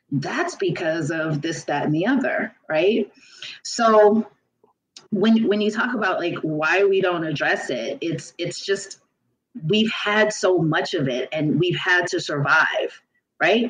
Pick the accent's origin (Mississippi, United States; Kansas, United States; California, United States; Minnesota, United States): California, United States; Los Angeles; I grew up in South Central for part of my life